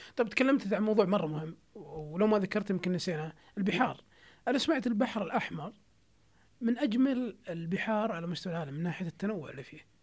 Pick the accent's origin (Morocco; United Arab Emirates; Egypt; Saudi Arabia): Saudi Arabia; عندنا في السعوديه